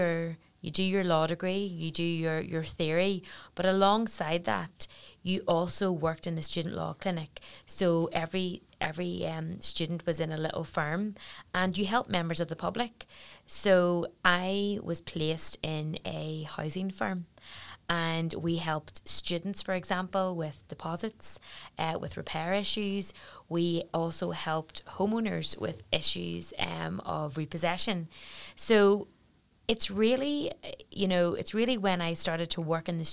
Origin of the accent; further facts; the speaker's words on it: Belfast, Northern Ireland, United Kingdom; also born or lived in Newcastle upon Tyne; I came home from Newcastle and I came home to Belfast